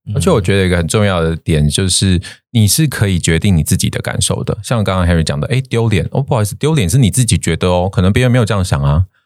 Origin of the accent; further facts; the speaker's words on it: Taiwan; moved away; 我也是台湾人哦